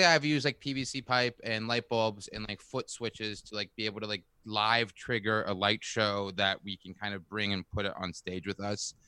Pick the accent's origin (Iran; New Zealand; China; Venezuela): China; moved away as an adult; also born or lived in California; now in New York, United States; I grew up in China actually